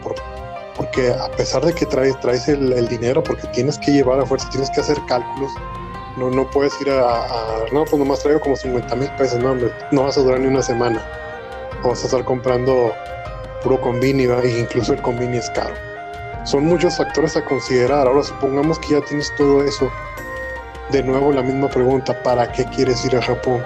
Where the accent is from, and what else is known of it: Mexico